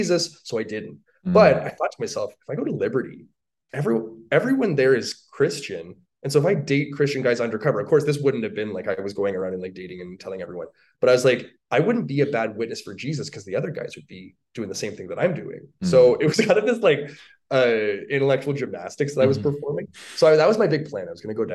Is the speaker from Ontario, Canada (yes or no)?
yes; Toronto, Ontario, Canada; moved away as an adult; also born or lived in Virginia; now in Calgary, Canada; I'm from Toronto, Ontario, Canada. I'm a Canadian.